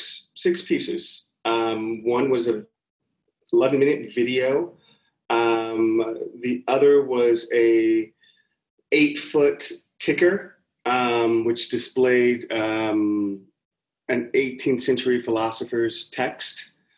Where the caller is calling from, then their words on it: Pomona, California, United States; Pomona, California. I'm 35 miles out east of LA and about 38 miles north of where I'm getting my PhD at UCI, Irvine.